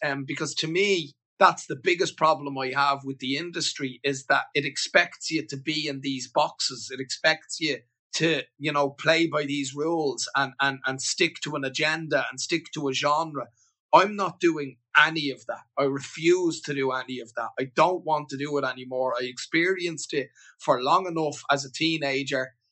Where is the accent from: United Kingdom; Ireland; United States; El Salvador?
Ireland; moved away as an adult; I moved away from Ireland